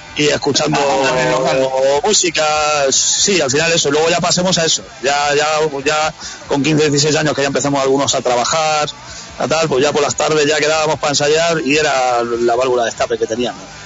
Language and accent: Spanish; Sabadell, Catalonia, Spain; nosotros somos de Sabadell, que es una ciudad del estarradio Radio de Barcelona